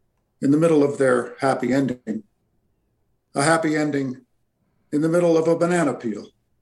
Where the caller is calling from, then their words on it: Alberta, Canada; I'm calling from Alberta, Canada.